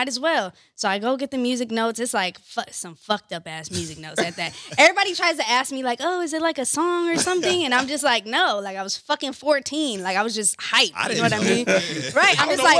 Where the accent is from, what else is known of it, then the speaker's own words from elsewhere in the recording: California, United States; also born or lived in Orlando, Florida / New York; I consider myself kind of like tri-coastal. So I grew up here in California, in Orlando, Florida, and in New York.